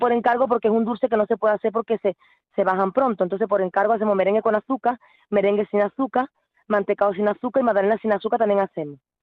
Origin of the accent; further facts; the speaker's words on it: Spain; Yo soy española